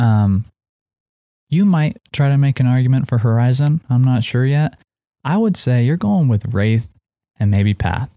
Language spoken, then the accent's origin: English; Seattle, Washington, United States; we're both, uh, raised in Seattle